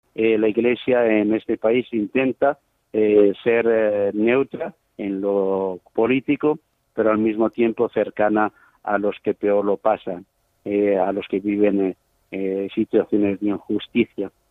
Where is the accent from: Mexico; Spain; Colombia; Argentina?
Spain; Zaragoza, Aragon; moved away as an adult; also born or lived in Chad; now in Sarh, Chad; yo soy de Zaragoza, nacido en Zaragoza